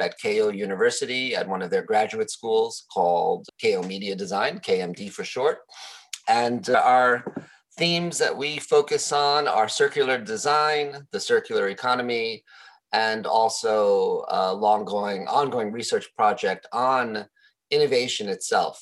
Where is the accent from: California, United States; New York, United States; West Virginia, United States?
New York, United States; New York City; now in Japan; I'm originally from New York City